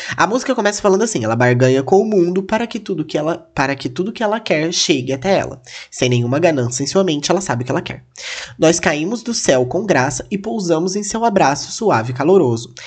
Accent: Castilândia, Mato Grosso do Sul, Brazil; moved away; eu sou de uma cidadezinha, gente, que chama Castlândia

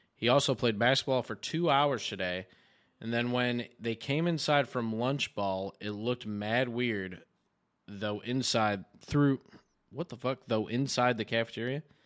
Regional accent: New York, United States

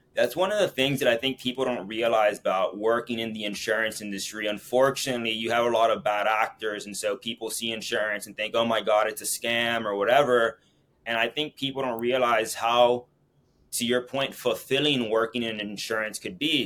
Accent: Miami, Florida, United States; my hometown, Miami

